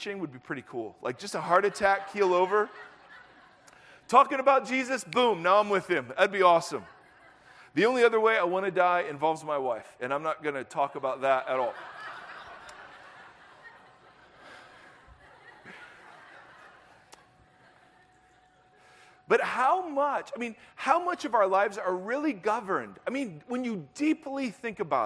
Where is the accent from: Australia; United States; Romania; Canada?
United States; Ohio; moved away as an adult; also born or lived in Southern California; I grew up in Ohio, moved out